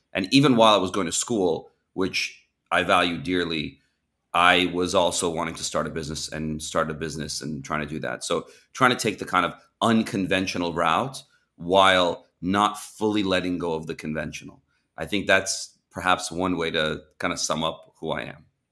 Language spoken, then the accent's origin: English; Champaign, Illinois, United States; moved away as an adult; also born or lived in Iran / Southern California; moved to America when I was six years old from Iran, uh, went to live in Champaign, Illinois